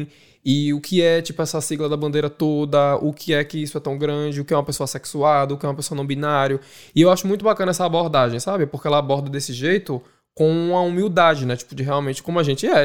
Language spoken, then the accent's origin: Portuguese; Recife, Pernambuco, Brazil; moved away as an adult; now in Dublin, Ireland; Beijo Recife, beijo Maria do Céu, de onde eu sou